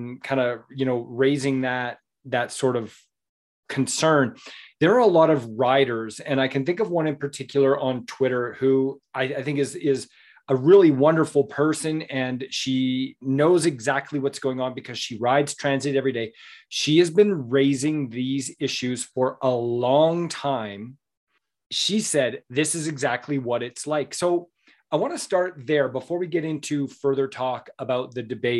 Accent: Southern Alberta, Canada; I grew up in Southern Alberta, and I've been on many a horse in my day

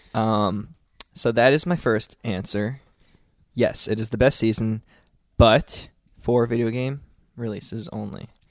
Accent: New Jersey, United States; I'm from New Jersey

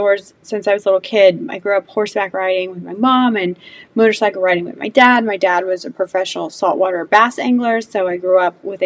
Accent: California, United States; now in Georgia, United States; I was born and raised in California

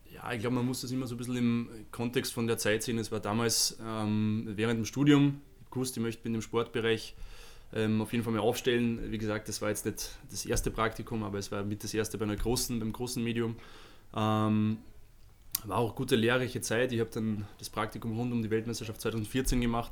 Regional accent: Vienna, Austria; moved away as an adult; now in Munich, Germany; ich bin ja gebürtiger Wiener und bin in Wien studiert

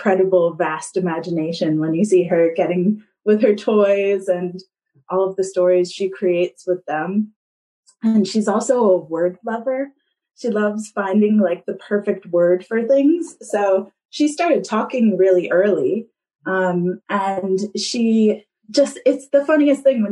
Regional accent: United States; now in Kapiti Coast, New Zealand; I am originally from the States, as you can hear, though sometimes a few Kiwi words come out

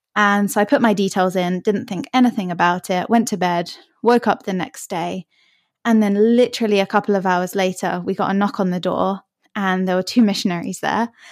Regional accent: Hertfordshire, East of England, United Kingdom; also born or lived in Australia; I'm from just north of London. Uh, it's a place called Hertfordshire, if you've heard of it. And I've lived here most of my life

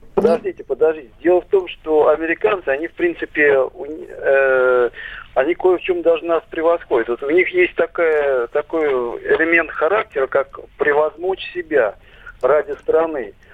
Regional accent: Moscow, Russia; я москвич

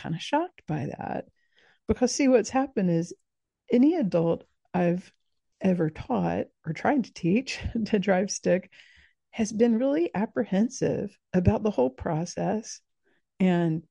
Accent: coast of South Georgia, United States; I grew up in the Deep South. I grew up on the coast of South Georgia

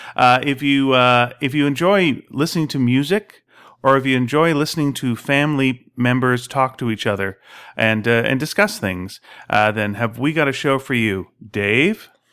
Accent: Montreal, Quebec, Canada; moved away; growing up in Montreal

